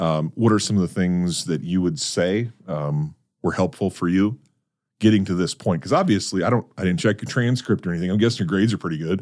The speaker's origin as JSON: {"language": "English", "region": "North Dakota", "country": "United States", "tie": "born or raised there", "moved": "yes", "lives_now": "Brandon, United States", "said": "I'm a North Dakota kid"}